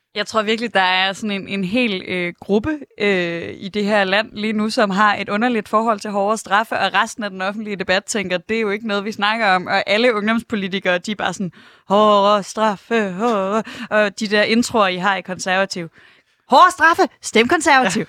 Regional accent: Aarhus, Central Denmark Region, Denmark; jeg er fra Aarhus

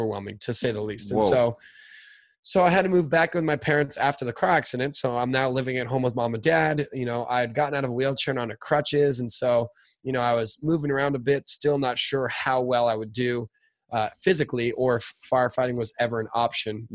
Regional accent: Newport Beach, California, United States; where am I from is Orange County, California. It's where I am right now

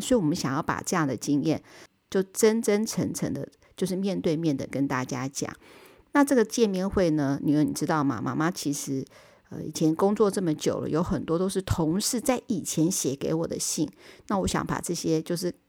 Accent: Taiwan; 日本永远都是我们台湾人的后花园

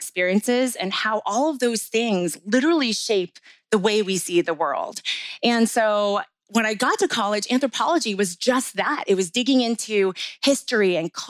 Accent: New Jersey, United States; I was born and raised in New Jersey and proud of it

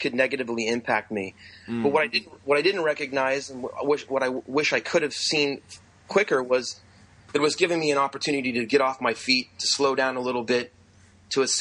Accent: Indiana, United States; also born or lived in Los Gatos, California / San Francisco, California; school year in Indiana

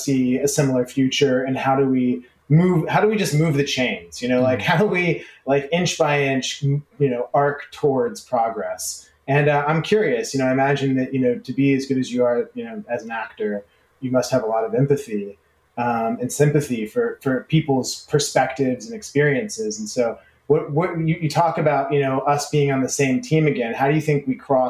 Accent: Dallas, Texas, United States; I grew up in Dallas, Texas, Jewish.

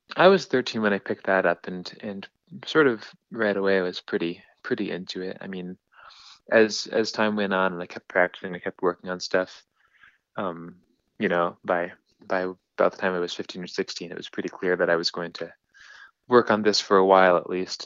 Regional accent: northern Indiana, United States; I mostly grew up in Indiana, um, sort of northern Indiana

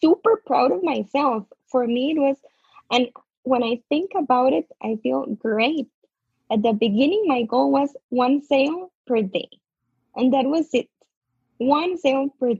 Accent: Costa Rica; I'm from Costa Rica

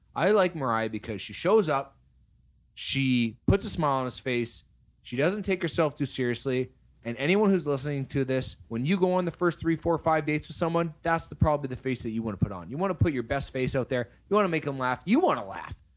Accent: Canada; We're Canadian. We say it a little

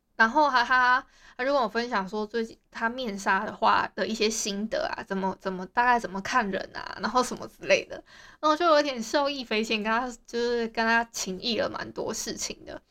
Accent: Hualien, Hualien County, Taiwan; 大家也知道我是花莲人

